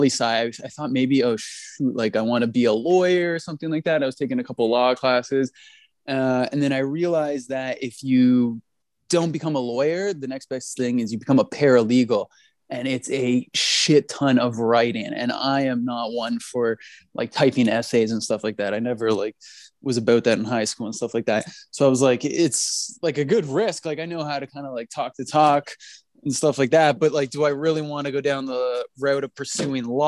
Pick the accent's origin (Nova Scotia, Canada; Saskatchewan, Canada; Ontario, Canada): Ontario, Canada; Toronto; born and raised in Toronto